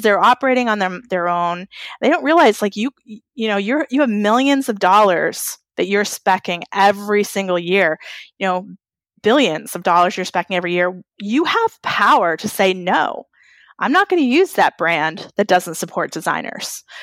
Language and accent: English; New England, United States; I'm from New England.